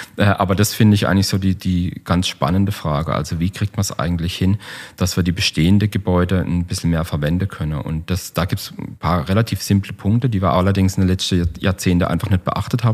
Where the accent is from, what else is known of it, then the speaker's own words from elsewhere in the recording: Black Forest, Baden-Württemberg, Germany; bei uns im Schwarzwald